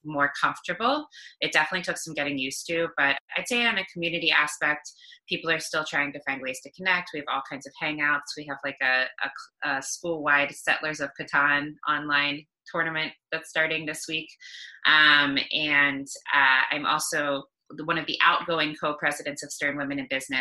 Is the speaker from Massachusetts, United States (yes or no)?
yes; Cape Cod, Massachusetts, United States; moved away as an adult; now in New York, United States; I'm originally from Cape Cod, Massachusetts, and I've been in New York for almost 13 years